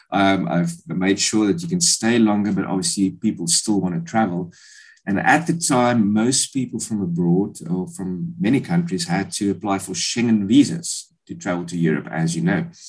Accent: Bloemfontein, Free State, South Africa; moved away as an adult; also born or lived in England; I come from Bloemfontein, um, grew up there.

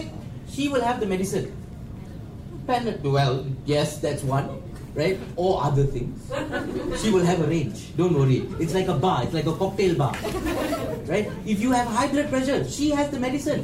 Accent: Malaysia; I, as a Malaysian Indian

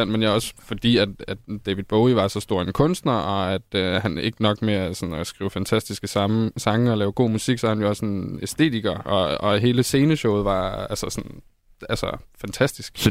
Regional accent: Holstebro, Central Denmark Region, Denmark; Odin Teateret Holstebro. Jeg er selv fra

